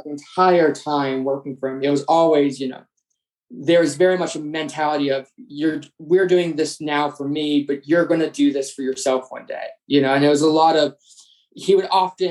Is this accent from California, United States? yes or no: no; New York City, New York, United States; moved away; I grew up in New York City